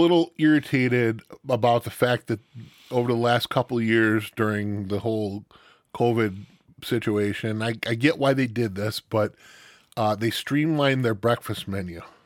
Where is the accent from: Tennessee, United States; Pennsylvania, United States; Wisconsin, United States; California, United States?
Wisconsin, United States; Stevens Point; also born or lived in Milwaukee; I grew up in Stevens Point area